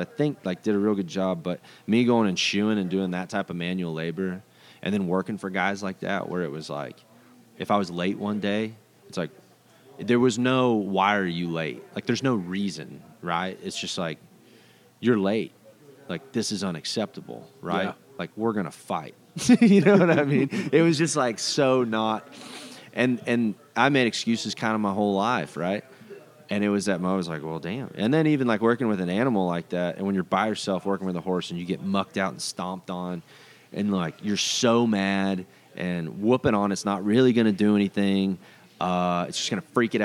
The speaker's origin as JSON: {"language": "English", "town": "Decatur", "region": "Texas", "country": "United States", "moved": "yes", "lives_now": "Lubbock, United States", "said": "I'm from Decatur, which is, like, a big rodeo town"}